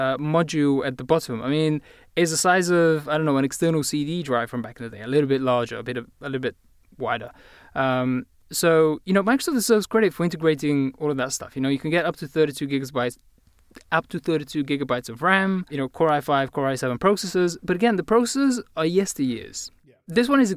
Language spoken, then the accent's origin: English; Bulgaria; accent: British; I am, in fact, Bulgarian, even though my accent is totally British.